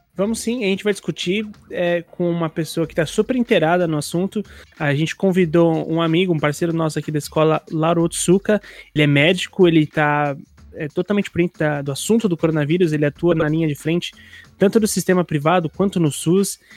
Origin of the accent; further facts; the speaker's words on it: São Paulo, Brazil; eu também sou de São Paulo